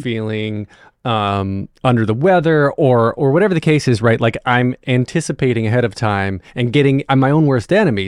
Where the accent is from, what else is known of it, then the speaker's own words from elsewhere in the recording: North Wilkesboro, North Carolina, United States; also born or lived in Raleigh-Durham, North Carolina; I grew up in North Wilkesboro